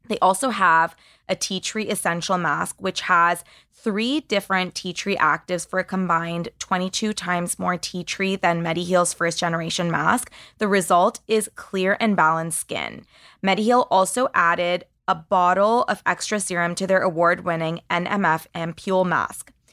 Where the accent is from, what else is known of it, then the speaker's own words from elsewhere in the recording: Canada; As a Canadian